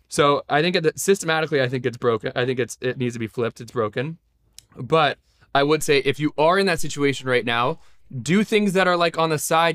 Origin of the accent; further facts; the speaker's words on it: Los Angeles, California, United States; I was born in Los Angeles